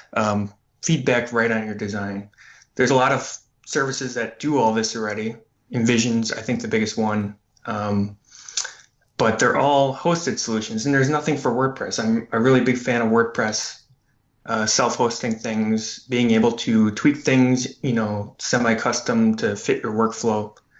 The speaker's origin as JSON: {"language": "English", "town": "Green Bay", "region": "Wisconsin", "country": "United States", "tie": "born or raised there", "lives_now": "Madison, United States", "said": "actually where I grew up in Green Bay"}